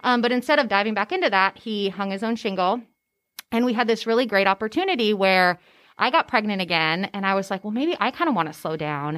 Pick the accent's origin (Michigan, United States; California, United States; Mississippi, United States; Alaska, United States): California, United States; moved away as an adult; now in Tennessee, United States; I'm actually from California. I grew up in California.